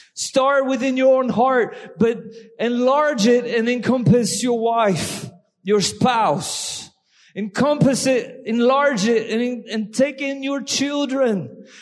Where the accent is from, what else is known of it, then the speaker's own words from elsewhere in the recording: France; accent: French; English is a second language; my French accent